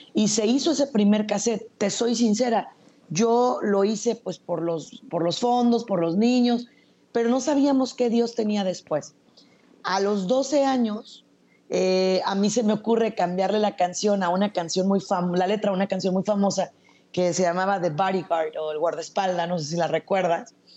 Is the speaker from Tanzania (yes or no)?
no; Zacatecas, Mexico; now in Tijuana, Mexico; yo soy zacatecana, soy mexicana